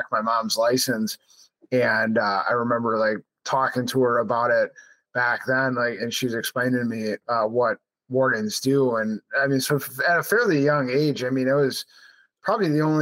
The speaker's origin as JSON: {"language": "English", "town": "Milwaukee", "region": "Wisconsin", "country": "United States", "tie": "born or raised there", "lives_now": "La Crosse, United States", "said": "I grew up in Milwaukee"}